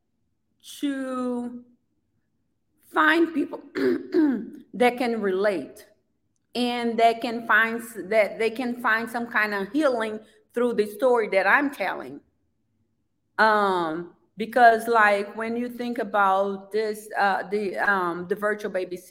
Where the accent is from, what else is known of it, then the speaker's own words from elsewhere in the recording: Brazil; English is a second language; now in United States; growing up in Brazil, I never saw anybody that looked like me on TV at that time.